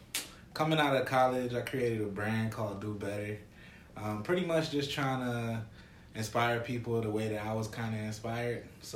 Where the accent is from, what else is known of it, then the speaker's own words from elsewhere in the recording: Irvington, New Jersey, United States; moved away as an adult; I'm originally from New Jersey.